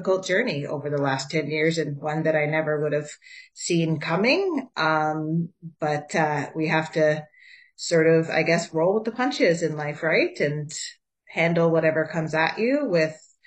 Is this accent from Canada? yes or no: yes; Ottawa, Ontario, Canada; I'm also born and raised in Ottawa. So a true Ottawa gal